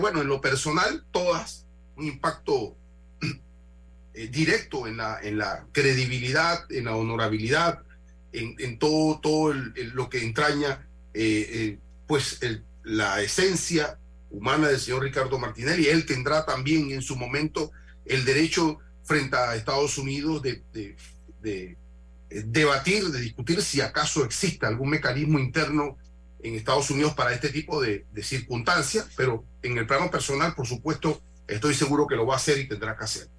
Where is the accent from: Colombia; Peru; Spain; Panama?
Panama; como panameño